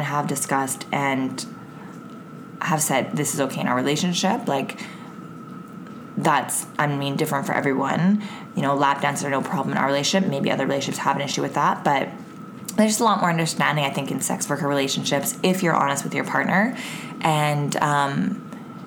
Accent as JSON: {"language": "English", "country": "Canada"}